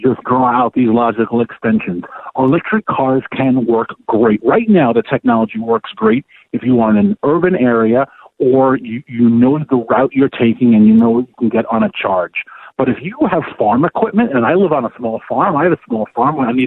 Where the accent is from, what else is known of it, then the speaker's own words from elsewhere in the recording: New York City, New York, United States; moved away; also born or lived in Washington, D.C.; I'm from Queens, and I lived 17 years in D.C. I am new to rural America